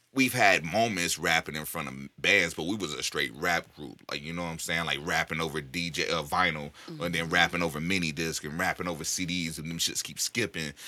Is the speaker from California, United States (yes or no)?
yes; the Bay Area, California, United States; moved away; I grew up in the Yay, so I go back and visit every once in a while.